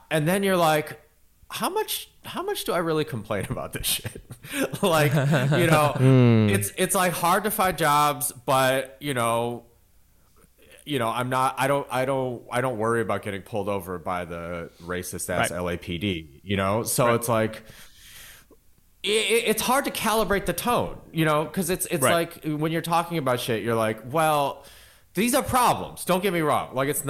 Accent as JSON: {"language": "English", "region": "Michigan", "country": "United States", "tie": "born or raised there", "moved": "yes", "said": "I was born in Michigan. Like I went to high school with 1.5 Asian people and the one was me."}